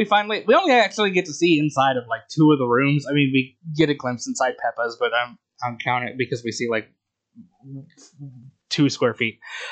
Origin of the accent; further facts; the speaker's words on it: United States; Not that this is shit that I picked up on because I grew up in the American school system